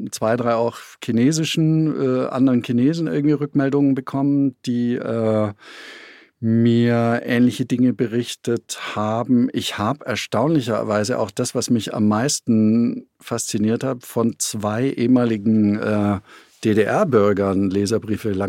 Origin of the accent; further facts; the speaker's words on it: China; moved away; ich habe mein Handy weggeworfen damals, nachdem ich raus bin aus China und ich habe die Festplatte meines Computers neu formatiert, ja, weil ich äh, natürlich wusste, äh, äh, dass wir in China unter Totalüberwachung äh, standen.